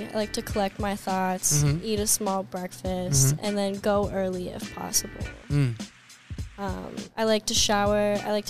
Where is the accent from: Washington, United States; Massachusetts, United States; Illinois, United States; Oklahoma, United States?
Washington, United States; moved away; also born or lived in California; I'm from Washington